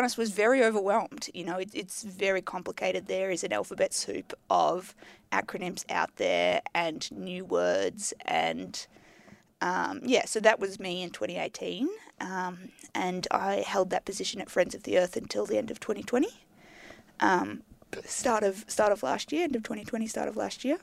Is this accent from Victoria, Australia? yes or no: yes; Melbourne, Victoria, Australia; I grew up in Melbourne.